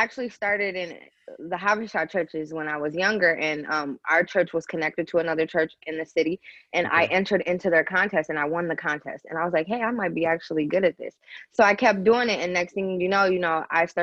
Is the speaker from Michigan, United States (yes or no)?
yes; Grand Rapids, Michigan, United States; moved away; I'm East African from Eritrea. I'm originally from Grand Rapids, Michigan.